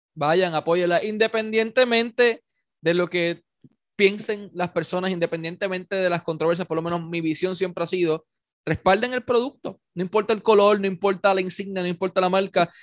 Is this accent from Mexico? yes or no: no; Ponce, Puerto Rico; yo nací aquí, yo soy de Ponce toda mi vida